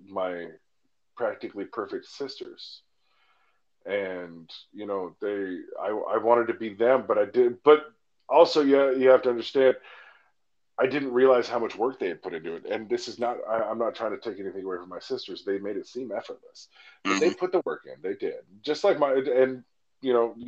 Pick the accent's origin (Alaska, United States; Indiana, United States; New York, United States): Alaska, United States; moved away; my hometown in Alaska